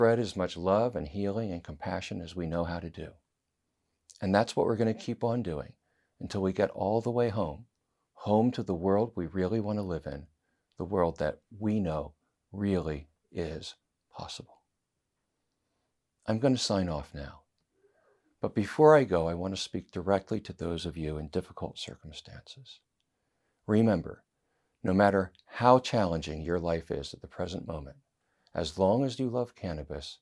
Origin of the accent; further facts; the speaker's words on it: United States; as an American